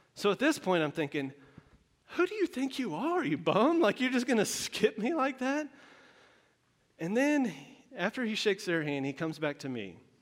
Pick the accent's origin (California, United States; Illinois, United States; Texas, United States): Texas, United States; moved away; I am from Texas. i uh, born and raised, a whole, whole life there.